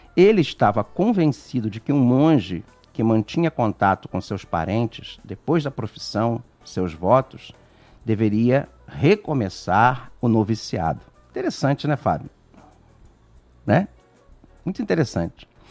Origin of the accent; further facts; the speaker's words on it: Niterói, Rio de Janeiro, Brazil; eu sou lá de Niterói, aqui, lá, não sei, sou de Niterói